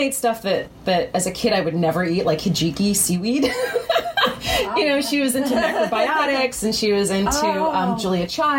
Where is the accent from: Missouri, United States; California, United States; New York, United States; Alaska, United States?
New York, United States; New York City; also born or lived in Condado, Puerto Rico; my mom took me back to New York when I was about, I guess around 2 years old. So I consider myself to be a New York native. So I grew up in Manhattan on the Upper West Side